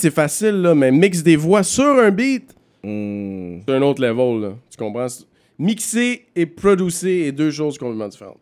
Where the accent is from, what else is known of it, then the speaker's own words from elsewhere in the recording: Montreal, Quebec, Canada; je suis un gars de Villeray